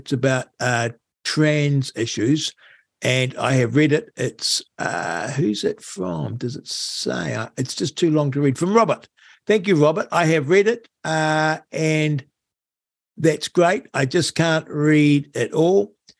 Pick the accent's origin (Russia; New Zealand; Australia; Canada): New Zealand; born there; But, hey, I was born in New Zealand in 1950. Then the country was certainly well governed.